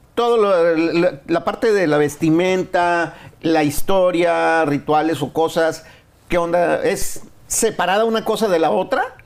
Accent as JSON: {"language": "Spanish", "town": "Monterrey", "region": "Nuevo León", "country": "Mexico", "tie": "born or raised there", "said": "mi tierra, Monterrey"}